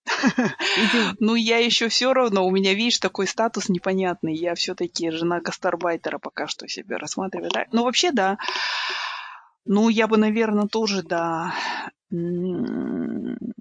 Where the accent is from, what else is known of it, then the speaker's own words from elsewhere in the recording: Kazakhstan; Я из Казахстана